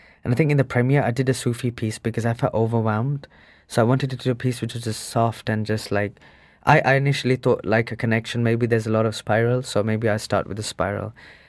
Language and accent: English; England, United Kingdom; growing up in England, a lot of the British Asians